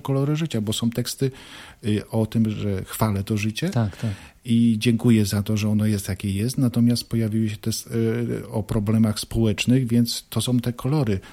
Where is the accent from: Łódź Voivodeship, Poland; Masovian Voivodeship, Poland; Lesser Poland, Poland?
Łódź Voivodeship, Poland; Zduńska Wola; also born or lived in Turek / Bełchatów; urodziłem się w Turku. Y, do Zduńskiej Woli przyprowadziłem się wraz z rodzicami, gdy byłem w pierwszej klasie y, szkoły podstawowej. Mieszkałem tutaj no, do 20 roku życia